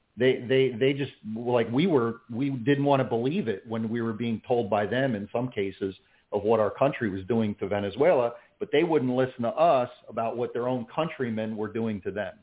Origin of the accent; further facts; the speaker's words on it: Philadelphia, Pennsylvania, United States; now in Clermont, United States; I grew up in in the Philadelphia, New Jersey area